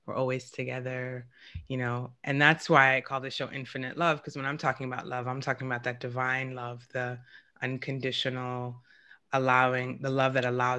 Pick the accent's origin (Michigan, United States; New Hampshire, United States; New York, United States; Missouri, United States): New York, United States; I have two brothers and I'm from New York, which is a pretty masculine city